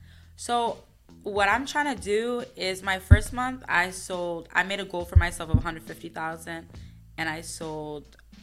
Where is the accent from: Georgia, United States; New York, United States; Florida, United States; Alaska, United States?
New York, United States; Queens; So I'm originally from Queens, New York.